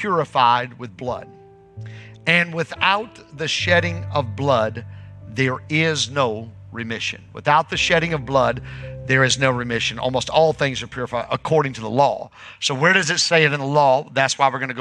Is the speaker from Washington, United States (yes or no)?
no; Northern Indiana, United States; moved away as an adult; now in Southern Illinois, United States; I grew up in Northern Indiana